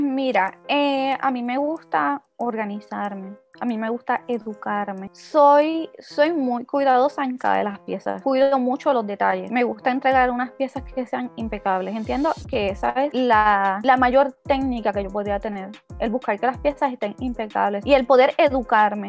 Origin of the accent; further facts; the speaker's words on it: Moca, Puerto Rico; moved away as an adult; now in Isabela, Puerto Rico; Actualmente vivo en Isabela, pero soy natural de Moca. Así que estuve viviendo en Moca hasta el 2000, 2019.